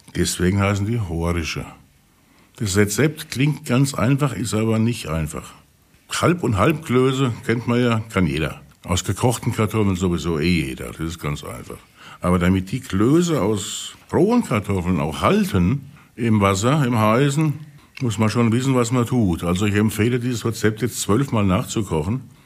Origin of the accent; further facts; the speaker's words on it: Pirmasens, Rhineland-Palatinate, Germany; Ich komme ja aus der Pfalz, ne? aus Pirmasens